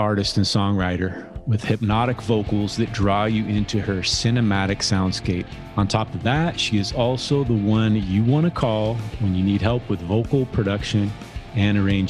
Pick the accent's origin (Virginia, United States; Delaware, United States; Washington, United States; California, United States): California, United States; Bay Area; I'm from the Bay Area, so I'm not really from an island.